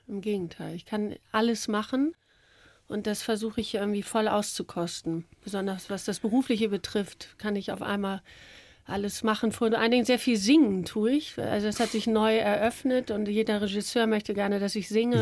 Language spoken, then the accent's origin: German; Hamburg, Germany; ich bin ja Hamburgerin, Norddeutsche